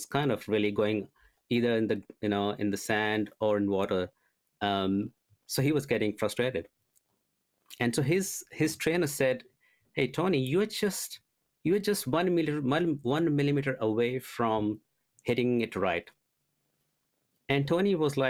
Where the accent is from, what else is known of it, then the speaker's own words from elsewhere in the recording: India; I was born and brought up in India